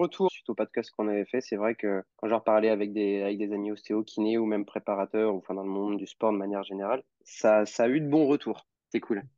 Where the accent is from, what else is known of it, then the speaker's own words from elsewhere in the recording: Normandy, France; now in Lyon, France; je suis originaire de Normandie